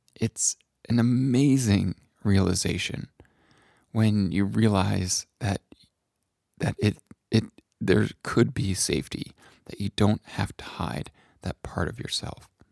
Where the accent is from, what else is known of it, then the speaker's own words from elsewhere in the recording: New England, United States; a white man growing up in New England